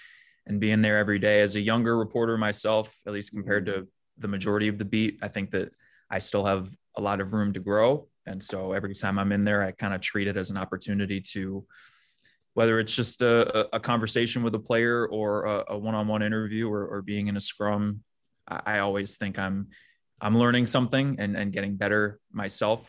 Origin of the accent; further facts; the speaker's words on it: New York City, New York, United States; I'm born and raised in Manhattan, but both my parents are from Miami.